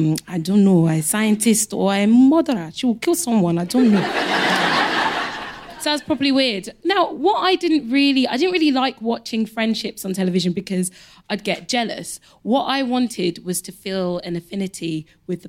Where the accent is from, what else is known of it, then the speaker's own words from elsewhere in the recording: London, United Kingdom; I grew up in Elephant Castle.